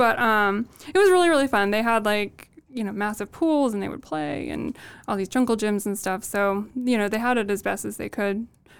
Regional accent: Midwest, United States; accent: Midwest; We like to think we don't have the Midwest accent anymore, but that might not be true.

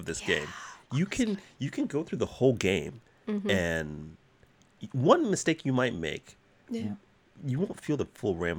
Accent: Texas, United States; I'm from Texas, we don't cry.

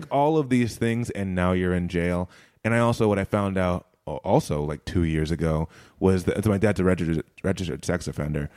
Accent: United States; moved away as an adult; I'm from America

